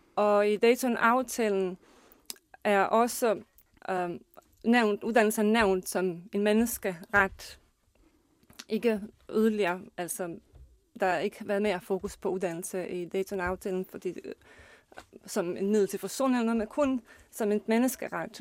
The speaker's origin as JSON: {"language": "Danish", "country": "Bosnia & Herzegovina", "tie": "born or raised there", "second_language": "Danish", "moved": "yes", "lives_now": "Denmark", "said": "kommer jeg selv fra Bosnien og Herzegovina og kan huske uh, den uh, uddannelsessystem og den skole, jeg har gået selv på"}